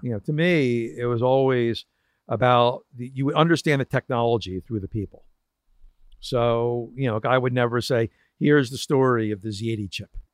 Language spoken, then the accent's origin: English; Philadelphia, Pennsylvania, United States; I went back to my hometown of Philadelphia